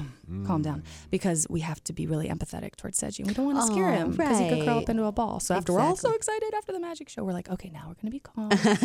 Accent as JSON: {"language": "English", "town": "Dayton", "region": "Ohio", "country": "United States", "moved": "yes", "lives_now": "Columbus, United States", "said": "Dayton originally"}